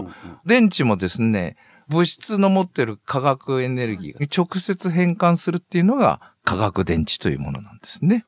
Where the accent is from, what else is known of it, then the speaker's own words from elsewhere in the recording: Nagaoka, Niigata, Japan; moved away as an adult; also born or lived in Toyama, Toyama / Shizuoka / Osaka; now in Tottori, Japan; 私の出身の長岡高校